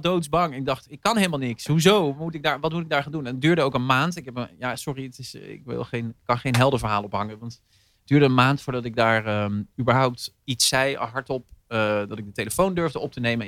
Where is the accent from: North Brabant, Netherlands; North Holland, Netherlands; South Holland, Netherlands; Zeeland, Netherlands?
Zeeland, Netherlands; Zeelandic Flanders, Netherlands; also born or lived in Horst, Limburg; now in Rotterdam, Netherlands; ik ben opgegroeid in Zeeland, zeer vlaanderen